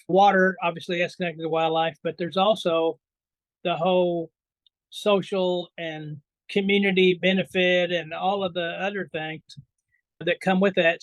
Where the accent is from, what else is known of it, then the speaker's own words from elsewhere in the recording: Indiana, United States; also born or lived in upstate New York; now in New York, United States; I was born and raised in Indiana